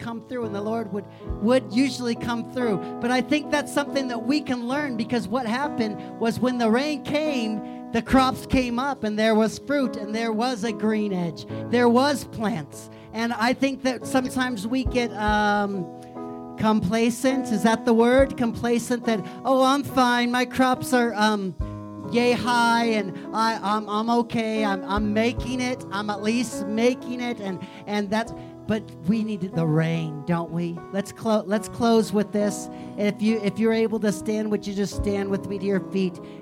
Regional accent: Missouri, United States; also born or lived in South Dakota; now in Colorado Springs, United States; I grew up in Missouri, but for 2 years I lived in South Dakota

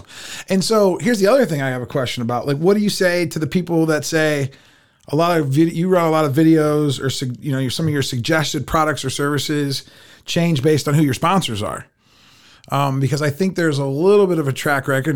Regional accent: United States; we grew up in America

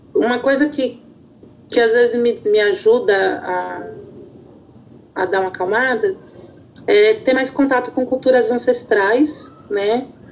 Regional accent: São Paulo, Brazil; eu sou do Jardim Ângela

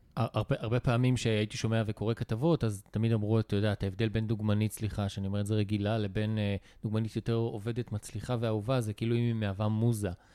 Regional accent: Israel; אני ישראלי

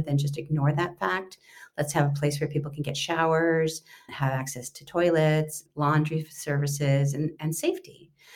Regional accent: Los Angeles, California, United States; moved away as an adult; it led me back to my hometown. So I've been working for the last five years for Mayor Eric Garcetti here in Los Angeles

